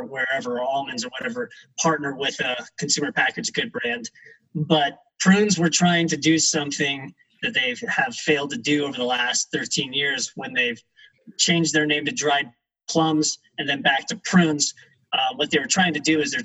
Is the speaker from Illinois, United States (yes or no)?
no; Evergreen, Colorado, United States; we're fourth generation Colorado natives. We grew up in Evergreen, just west of Denver